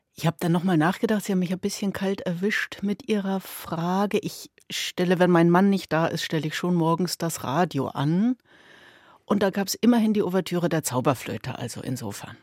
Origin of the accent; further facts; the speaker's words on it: Schwerin, Mecklenburg-Vorpommern, Germany; Schwerin, meine Heimatstadt.